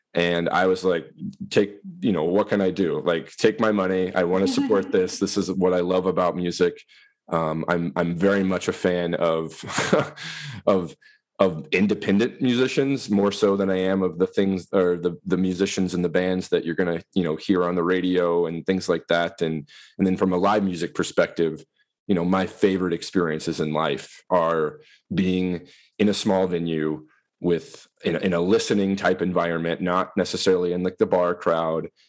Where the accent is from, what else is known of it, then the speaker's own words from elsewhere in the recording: northeast Missouri, United States; moved away as an adult; now in Wisconsin, United States; I grew up in Missouri in the northeast corner in a, in a rural area.